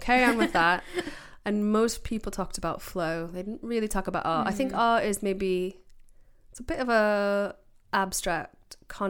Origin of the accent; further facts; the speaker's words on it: United States; now in United Kingdom; I grew up in America